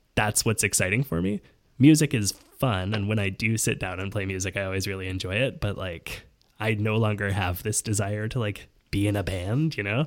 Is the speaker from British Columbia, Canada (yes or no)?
yes; Vancouver, British Columbia, Canada; moved away; also born or lived in Montreal; I grew up in Vancouver uh-huh. and then in Montreal.